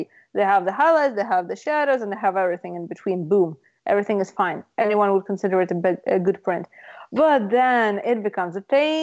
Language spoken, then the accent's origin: English; Russia; moved away; I come from Russia